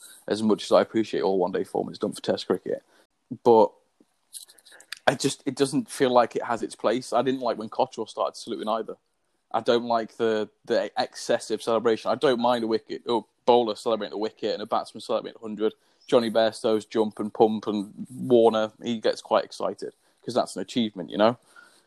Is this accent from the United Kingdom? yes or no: yes; England, United Kingdom; I'm an Englishman